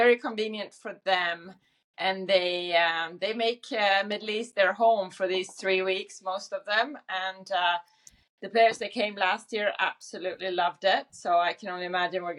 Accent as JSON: {"language": "English", "country": "Sweden", "tie": "born or raised there", "also_born_or_lived": "Oregon, United States", "moved": "as an adult", "said": "I grew up in Sweden with a father who was"}